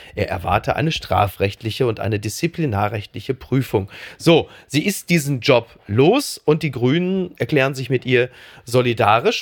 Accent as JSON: {"language": "German", "town": "Castrop-Rauxel", "region": "North Rhine-Westphalia", "country": "Germany", "said": "Also ich komme aus dem Ruhrgebiet, ich komme aus Kassel-Brauxel."}